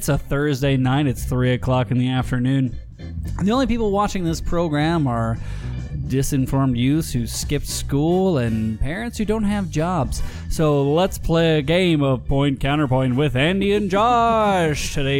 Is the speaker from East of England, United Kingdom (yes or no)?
no; Glasgow, Scotland, United Kingdom; I'm coming from Glasgow. You can tell by my accent.